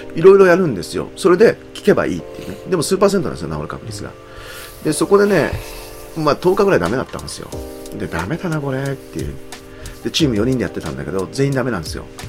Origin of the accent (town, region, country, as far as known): Aichi, Japan; born or raised there; moved away; also born or lived in Kagoshima